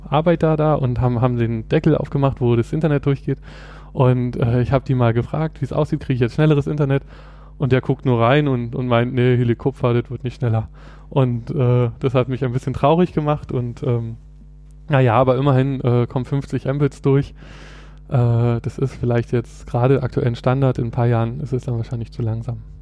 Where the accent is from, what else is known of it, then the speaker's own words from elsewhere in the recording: Berlin, Germany; ich komme aus Berlin, äh, bin hier geboren und aufgewachsen